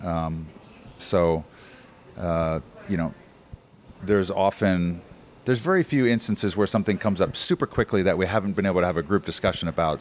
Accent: New Jersey, United States; moved away as an adult; now in Phoenix, United States; I grew up in New Jersey.

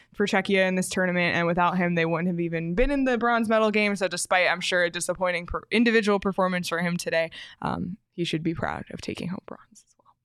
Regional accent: Canada; as a Canadian

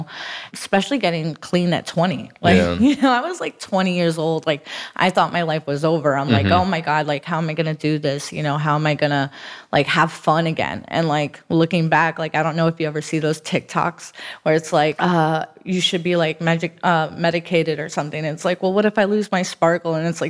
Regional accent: Broward, Florida, United States; also born or lived in Miami; I am from Miami, but I grew up in Broward.

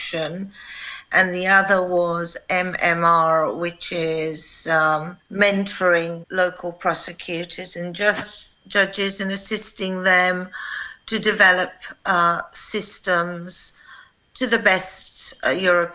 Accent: United Kingdom; also born or lived in Kosovo; I am a British prosecutor who went to work for the UN and then worked for Eulex in Kosovo

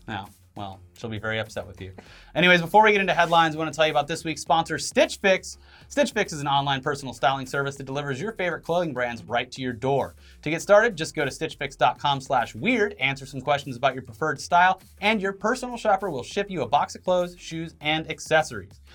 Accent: Florida, United States; moved away; born and raised in Florida

